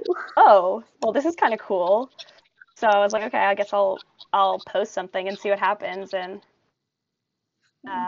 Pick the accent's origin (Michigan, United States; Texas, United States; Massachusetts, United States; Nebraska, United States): Massachusetts, United States; Boston; moved away; I'm from Boston originally